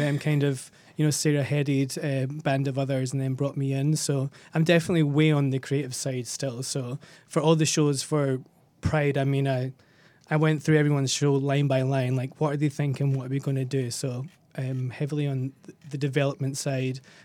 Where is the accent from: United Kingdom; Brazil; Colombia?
United Kingdom; Scotland; also born or lived in Australia; now in Los Angeles, United States; I'm Scottish.